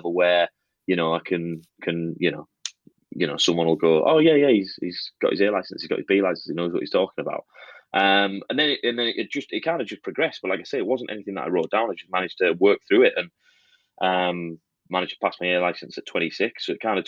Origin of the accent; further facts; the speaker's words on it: Middlesbrough, North East England, United Kingdom; I'm from Middlesbrough